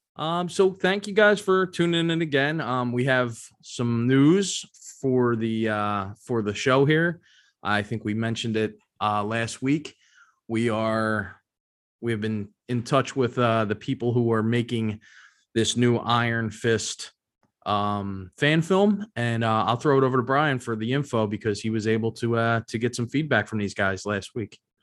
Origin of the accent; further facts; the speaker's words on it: Philadelphia, Pennsylvania, United States; I am from Philadelphia